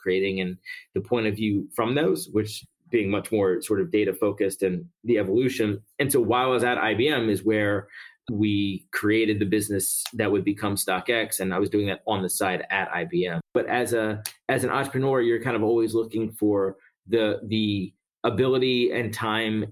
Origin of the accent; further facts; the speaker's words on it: Philadelphia, Pennsylvania, United States; moved away as an adult; also born or lived in Atlanta / New York; I grew up in Philly.